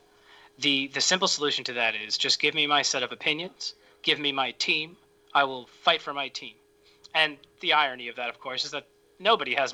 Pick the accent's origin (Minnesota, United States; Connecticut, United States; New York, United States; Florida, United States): New York, United States; Massapequa; accent: New York; moved away as an adult; now in Maryland, United States; I'm from Massapequa